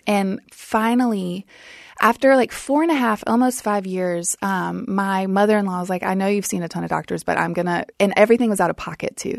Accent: South Louisiana, United States; I grew up in South Louisiana

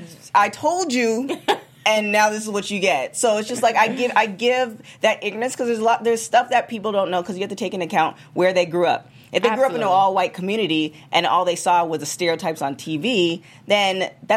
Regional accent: Canada; moved away; I'm from Canada.

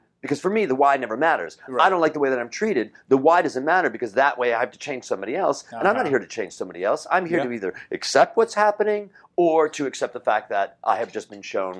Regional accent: Chicago, Illinois, United States; I'm from Chicago.

